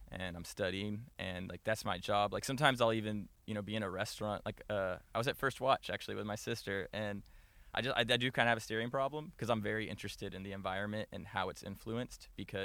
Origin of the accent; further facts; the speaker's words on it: Tyler, Texas, United States; moved away as an adult; also born or lived in Florida; now in Los Angeles, United States; So I was born in Florida, but primarily I was raised in Tyler.